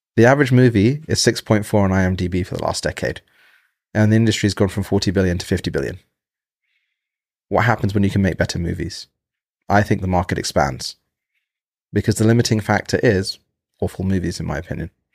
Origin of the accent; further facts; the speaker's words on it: United Kingdom; now in United States; being in America, I'm from Britain